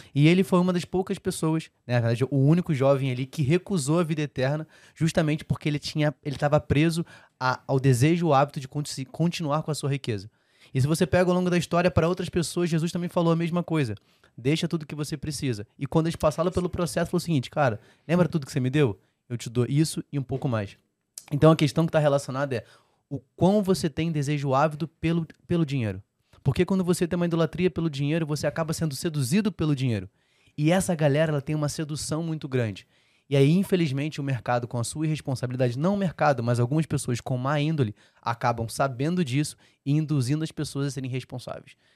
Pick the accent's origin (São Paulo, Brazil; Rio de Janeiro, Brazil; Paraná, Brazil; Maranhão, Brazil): Rio de Janeiro, Brazil; Eu sou carioca